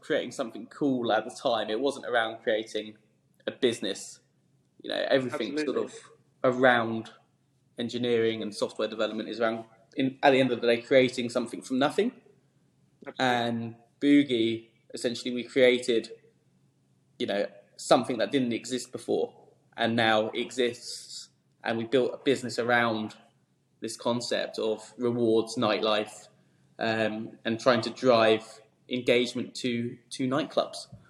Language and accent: English; Esher, South East England, United Kingdom; I grew up in Surrey, um, near sort of Hampton Court, uh, Esher, that sort of neck of the woods